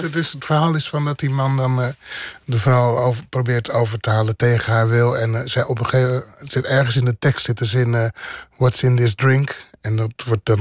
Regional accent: Bodegraven, South Holland, Netherlands; also born or lived in Rotterdam; ik ben geboren in Rotterdam maar opgegroeid in eh, Bodegraven.

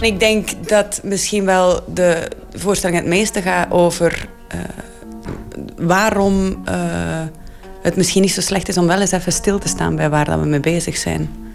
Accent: Flanders, Belgium; ik ben soms als Vlaming

